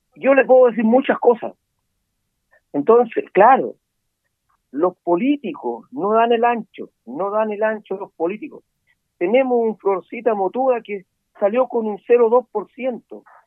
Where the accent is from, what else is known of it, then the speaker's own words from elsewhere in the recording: Guangualí / La Ligua area, Valparaíso, Chile; Yo soy de Guantelauquén